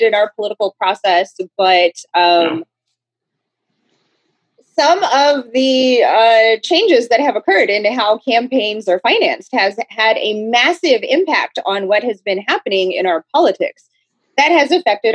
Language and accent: English; Texas, United States; I'm from Texas.